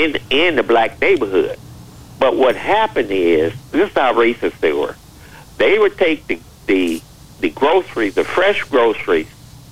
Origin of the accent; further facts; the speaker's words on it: Chicago, Illinois, United States; You know, I was born and raised in Chicago.